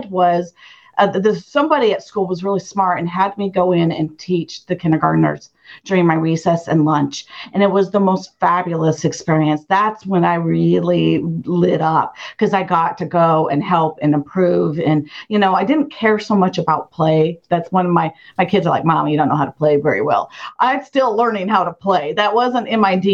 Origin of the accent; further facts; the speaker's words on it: Idaho Falls, Idaho, United States; I grew up in Idaho Falls